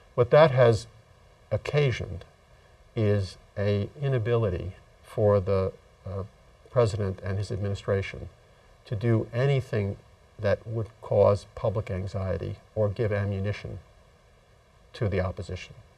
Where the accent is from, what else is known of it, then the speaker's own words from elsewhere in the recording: Massachusetts, United States; my home state of Massachusetts